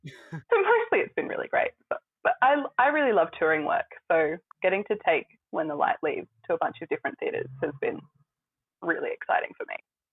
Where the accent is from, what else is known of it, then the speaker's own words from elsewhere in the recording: Brisbane, Queensland, Australia; moved away as an adult; also born or lived in Toowoomba; Yeah, so I grew up in Brisbane, went to school there and then moved to Toowoomba for university.